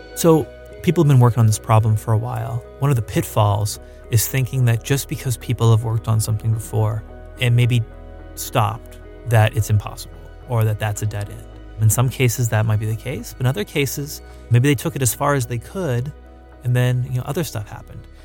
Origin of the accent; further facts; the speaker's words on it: Palmdale, California, United States; my hometown of Palmdale